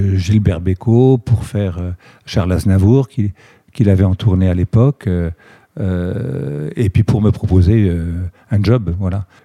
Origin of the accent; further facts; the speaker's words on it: Reims, Grand Est, France; je suis originaire de, la Champagne, de Reims pour être précis, où je, suis né en 52.